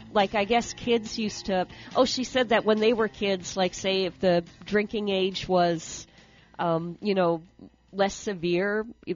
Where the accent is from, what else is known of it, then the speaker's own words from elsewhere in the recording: Wisconsin, United States; moved away; Oh, we grew up like that in Wisconsin. I grew up where Wisconsin bordered Michigan. And so, like, you got Hurley, Wisconsin. You go over the bridge, and then you're in Ironwood, Michigan.